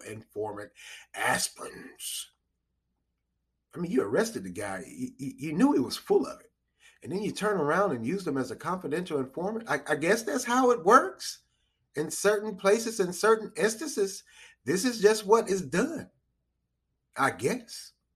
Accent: United States; we as American citizens

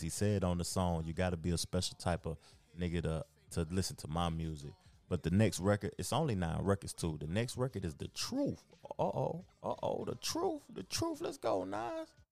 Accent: the South, United States; I'm from the South and I love the South

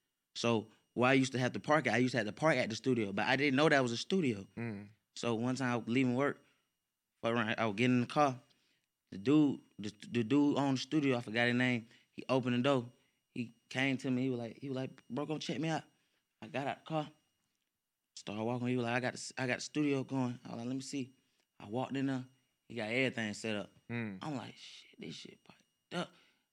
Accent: Stone Mountain, Georgia, United States; I ain't from Atlanta. I'm from Stone Mountain.

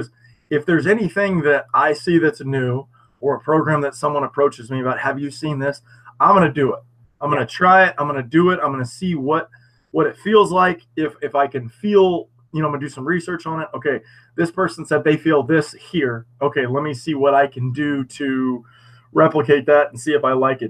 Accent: United States; us being American

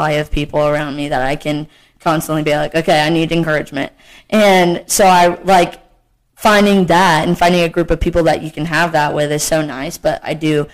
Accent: Arkansas, United States; moved away as an adult; now in Morehead, United States; I was born in Arkansas

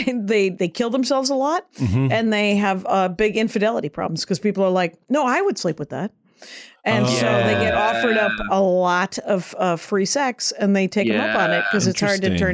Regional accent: Wisconsin, United States; I'm from Wisconsin.

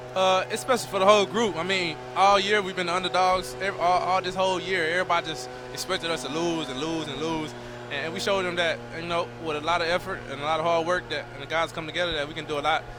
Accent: Texas, United States; moved away; also born or lived in Utah; I'm a Texan

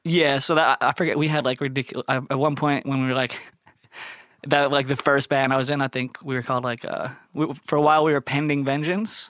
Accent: Philadelphia, Pennsylvania, United States; from Philly and thirteen

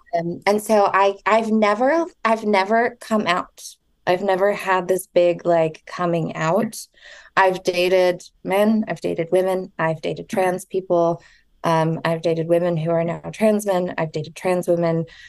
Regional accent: Southern California, United States; also born or lived in Orange County; I grew up in Southern California for the most

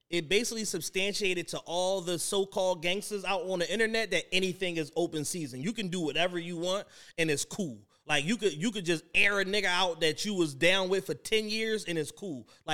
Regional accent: Philadelphia, Pennsylvania, United States; I'm from Philly, and we don't wear our fitted hats like that, Drama.

